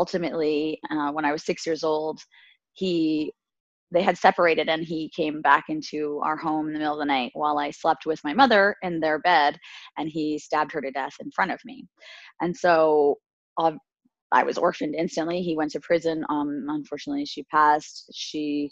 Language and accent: English; Alberta, Canada; I'm Canadian. I was born and raised in Alberta, Canada, and my family comes from Tunisia, North Africa